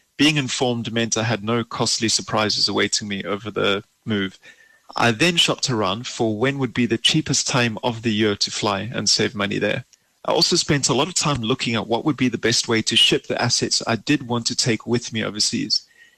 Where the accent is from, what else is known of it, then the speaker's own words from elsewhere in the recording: South Africa; moved away as an adult; now in Germany; I immigrated from South Africa to Germany in July of 2017, so it's been just over a year.